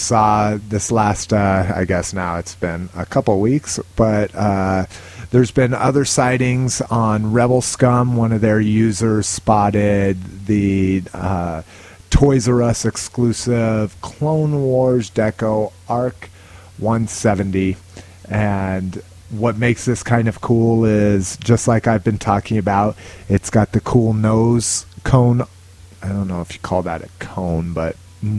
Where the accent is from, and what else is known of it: Albuquerque, New Mexico, United States; born or raised there; moved away